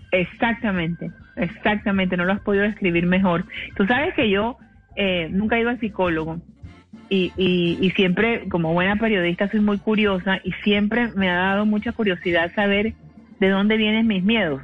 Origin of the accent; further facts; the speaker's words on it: Cartagena, Bolívar, Colombia; Yo soy de Cartagena